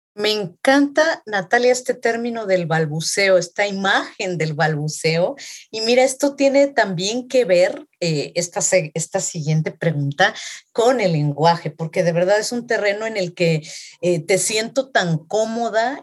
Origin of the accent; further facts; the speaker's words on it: Mexico; yo como latinoamericana, específicamente como mexicana